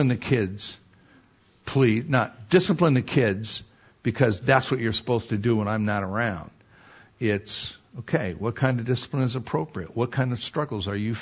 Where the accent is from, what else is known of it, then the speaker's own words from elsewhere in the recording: Wisconsin, United States; I grew up in Wisconsin